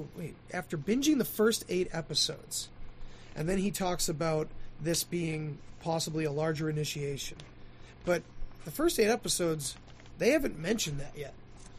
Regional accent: Kentucky, United States; so all while growing up in Eastern Kentucky...

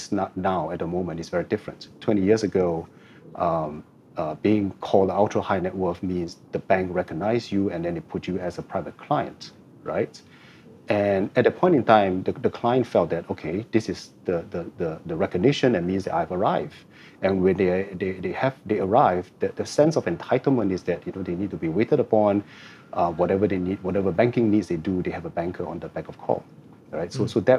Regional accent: Singapore; I've been a Singaporean since the day I was born, and I lived here for the last 49 years

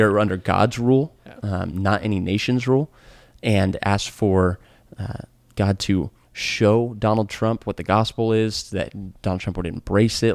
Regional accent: United States; my identity as an American right. is synonymous with my identity as a Christian

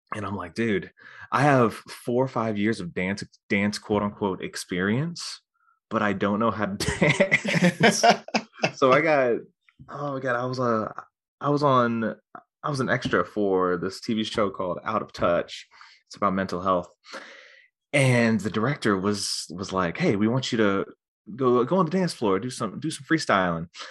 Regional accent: near Wilmington, North Carolina, United States; I'm actually from, like, around Wilmington, well, just outside Wilmington.

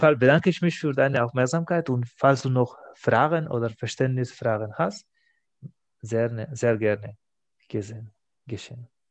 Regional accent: Catalonia, Spain; first language Spanish and Catalan; German is a second language; moved away as an adult; now in Stuttgart, Germany; In Spanien, das hatte ich immer, ich kann zwei Sprachen, als Muttersprache Spanisch und Katalan

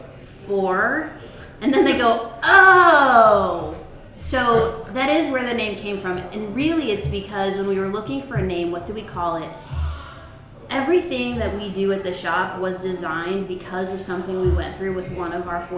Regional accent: North Canton, Ohio, United States; I grew up here in North Canton, born and raised, and never really left

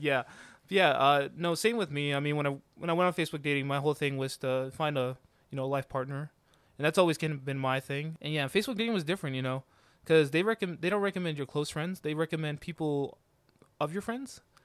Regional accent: Georgia, United States; I've lived my, the majority of my life here in Georgia since I was nine, so pretty much my home state now at this point.

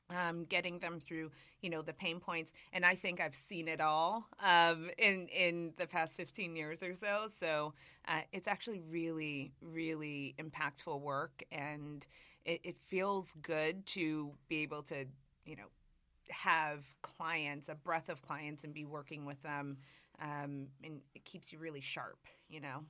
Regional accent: Springfield, Massachusetts, United States; moved away; also born or lived in New York; I grew up in Massachusetts, in a town called Springfield, Massachusetts.

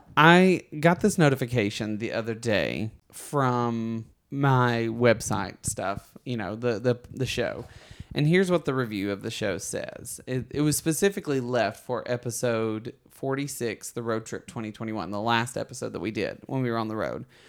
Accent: Alabama, United States; moved away as an adult; now in Los Angeles, United States; Books A Million is in my hometown

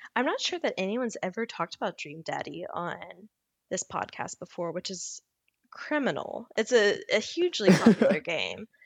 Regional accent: Louisiana, United States; a kid growing up in Louisiana

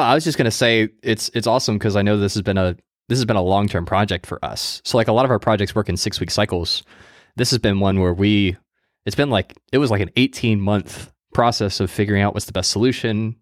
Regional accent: United States; I'm American

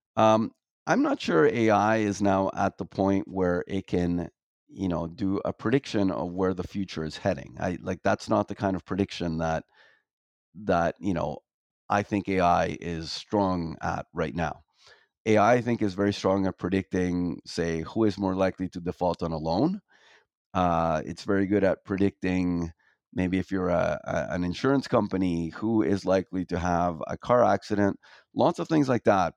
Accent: Toronto, Ontario, Canada; moved away as an adult; I grew up in Toronto

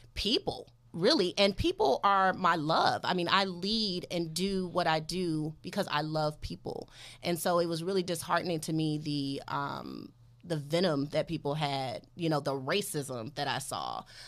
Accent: Detroit, Michigan, United States; now in Los Angeles, United States; I'm from Detroit

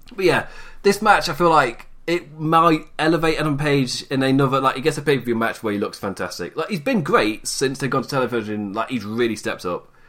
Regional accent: United Kingdom; as a British man

